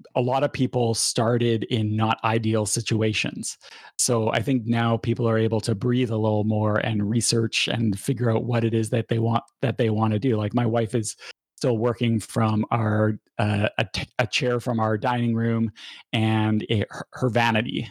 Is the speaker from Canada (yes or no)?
yes; Canada